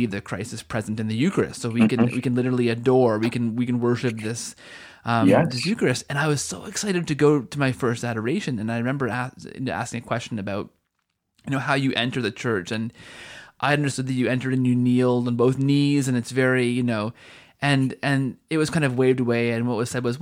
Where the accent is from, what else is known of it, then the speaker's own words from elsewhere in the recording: Canada; I'm from Canada